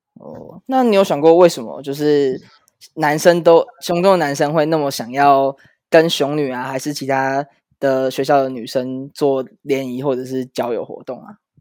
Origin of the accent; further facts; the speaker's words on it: Taipei, Taiwan; 我是台北的师大附中毕业的